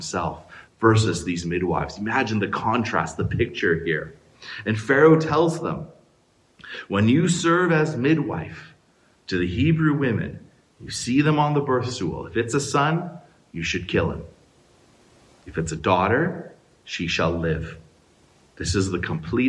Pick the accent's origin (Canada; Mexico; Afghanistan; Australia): Canada; as a Canadian today, in 2020